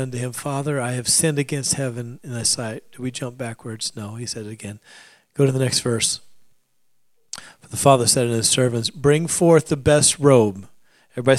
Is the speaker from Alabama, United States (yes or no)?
no; Alaska, United States; I grew up in Alaska